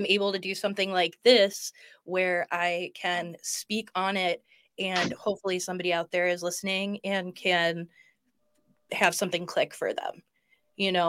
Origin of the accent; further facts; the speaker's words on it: Bloomfield Hills, Michigan, United States; I grew up in Bloomfield Hills